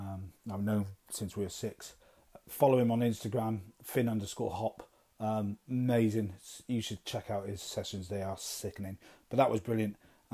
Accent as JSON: {"language": "English", "region": "Wales", "country": "United Kingdom", "moved": "yes", "said": "I'm being Welsh"}